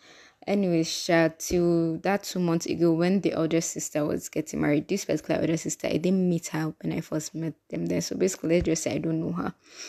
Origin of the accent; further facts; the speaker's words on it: Kogi, Nigeria; Like, in case you don't know, I'm from Kogi State, and prior to this, my last trip, I hadn't gone there in like 10 years